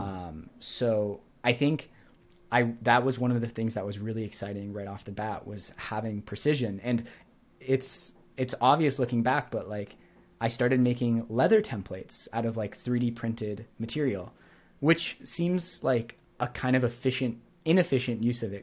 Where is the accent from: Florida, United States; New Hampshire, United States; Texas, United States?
New Hampshire, United States; moved away as an adult; also born or lived in Montreal; I grew up in New Hampshire, and then I went to Montreal.